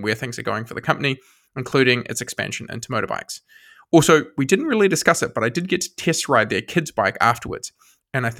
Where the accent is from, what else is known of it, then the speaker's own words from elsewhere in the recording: New Zealand; I'm from New Zealand